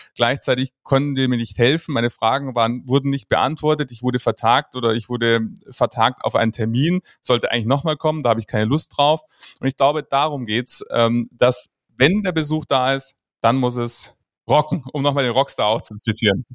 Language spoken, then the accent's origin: German; Munich, Bavaria, Germany; ich komme aus München